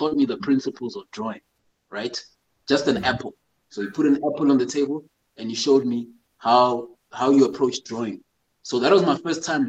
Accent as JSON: {"language": "English", "town": "Johannesburg", "region": "Gauteng", "country": "South Africa", "tie": "born or raised there", "also_born_or_lived": "Zimbabwe / Eastern Cape", "said": "I was born in Zimbabwe. Came down to South Africa with my parents when I was 2 years old. So did most of my education down in Joburg"}